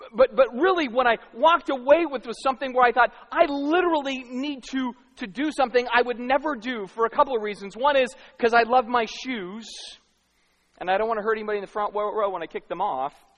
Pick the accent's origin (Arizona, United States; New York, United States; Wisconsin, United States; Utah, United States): Arizona, United States; moved away; I grew up in Arizona